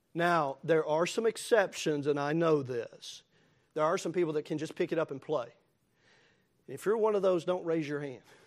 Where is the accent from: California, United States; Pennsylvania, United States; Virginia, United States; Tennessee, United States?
Tennessee, United States; As thankful as I am to be a Tennessean